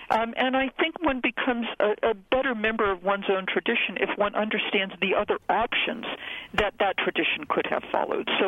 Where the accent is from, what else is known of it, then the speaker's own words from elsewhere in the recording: New England, United States; I grew up in New England in a predominantly Portuguese Catholic neighborhood, and my introduction to Christianity was was ethnic Roman Catholicism